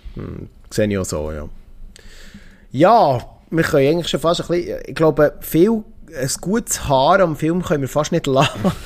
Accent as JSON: {"language": "German", "country": "Switzerland", "said": "als Schweizer"}